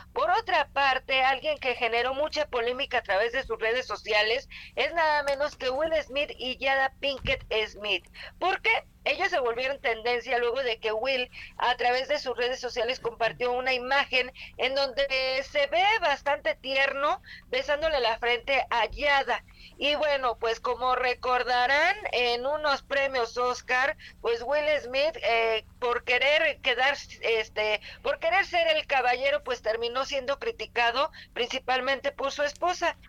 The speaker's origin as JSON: {"language": "Spanish", "country": "Mexico", "said": "como mexicanos"}